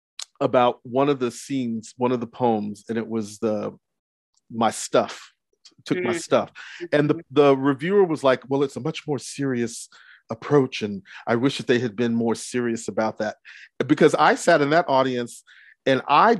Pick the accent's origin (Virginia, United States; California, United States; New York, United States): New York, United States; Brooklyn; born there; also born or lived in Texas; I'm first generation American. I was born in Brooklyn, but moved to Texas.